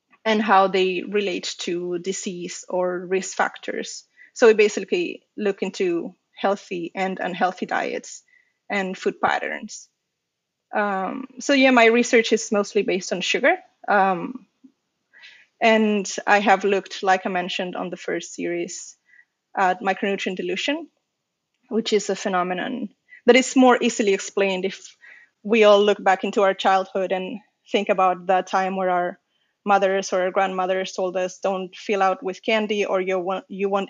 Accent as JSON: {"language": "English", "town": "Las Palmas de Gran Canaria", "region": "Canary Islands", "country": "Spain", "tie": "born or raised there", "moved": "as an adult", "lives_now": "Lund, Sweden", "said": "I was at my hometown medical school in the, it's called the University of Las Palmas de Gran Canaria, and that's in a really long name for a university in the Canary Islands in Spain"}